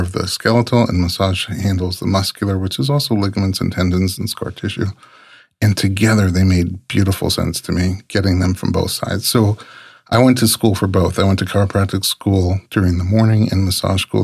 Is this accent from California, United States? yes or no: no; New York City, New York, United States; moved away as an adult; also born or lived in Georgia / Nebraska; I, I grew up so sheltered in New York City